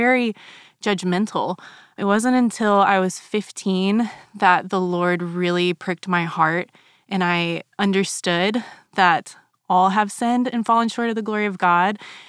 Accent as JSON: {"language": "English", "country": "Germany", "tie": "born or raised there", "said": "So for 8 years of my childhood, I grew up in Germany."}